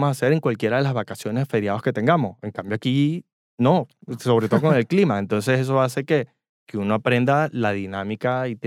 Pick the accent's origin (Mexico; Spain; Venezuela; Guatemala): Venezuela; nosotros vinimos del trópico o de Venezuela, donde el clima es prácticamente igual todo